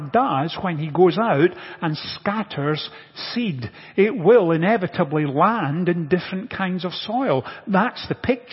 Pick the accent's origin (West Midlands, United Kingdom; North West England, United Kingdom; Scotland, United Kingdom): Scotland, United Kingdom; moved away; growing up in Scotland, I was reasonably familiar with agricultural practices